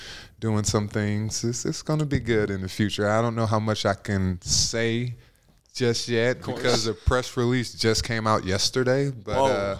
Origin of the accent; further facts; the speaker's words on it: Indiana, United States; I'm from Indiana.